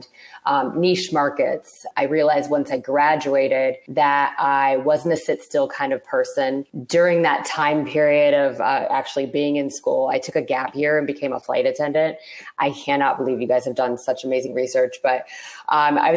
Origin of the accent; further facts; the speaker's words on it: Toledo, Ohio, United States; moved away as an adult; also born or lived in Cincinnati, Ohio; I'm originally from Toledo, Ohio